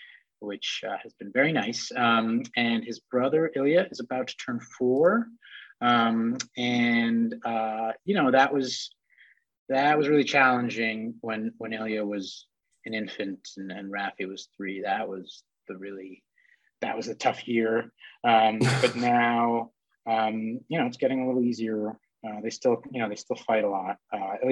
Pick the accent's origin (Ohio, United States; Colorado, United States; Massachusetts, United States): Massachusetts, United States; outside of Boston; moved away as an adult; also born or lived in Russia; now in New York, United States; I was born in Russia, came over to the US when I was little, in the early 80s, and grew up outside of Boston